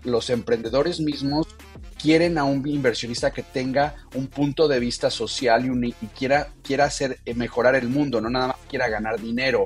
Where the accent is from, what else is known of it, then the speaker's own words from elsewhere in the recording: Mexico City, Mexico; moved away; also born or lived in Tijuana / San Diego; Yo nací, crecí en México, en la Ciudad de México